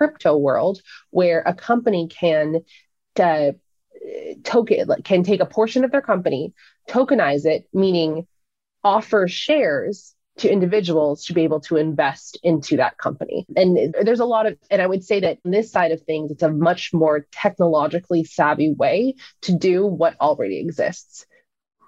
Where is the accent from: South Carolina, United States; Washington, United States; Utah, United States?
Washington, United States; Seattle; moved away as an adult; also born or lived in Florida; So I moved from Seattle, which is where I was born and raised, to a school called Embry-Riddle Aeronautical University in Florida